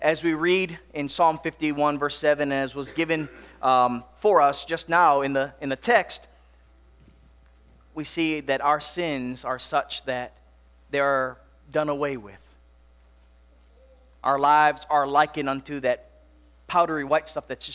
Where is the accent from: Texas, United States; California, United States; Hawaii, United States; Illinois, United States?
Hawaii, United States; Makawao; now in Tennessee, United States; growing up in Hawaii, snow was not much of a, common thing. Not that it's so common here in Tennessee